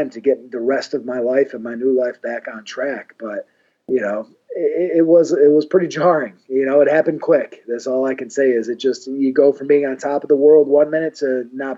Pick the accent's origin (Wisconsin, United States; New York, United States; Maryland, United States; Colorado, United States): New York, United States; Syracuse; I'm from Syracuse. We're only 2 hours away